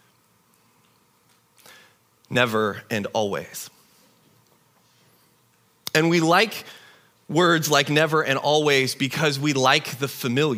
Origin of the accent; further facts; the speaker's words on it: Tri-Cities, Eastern Washington, United States; moved away; I grew up in the Tri-Cities in Eastern Washington